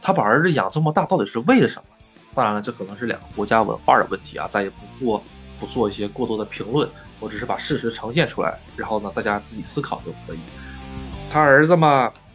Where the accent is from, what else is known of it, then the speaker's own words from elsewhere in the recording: China; moved away as an adult; now in Japan; 你说咱们中国两个小两口去买套房子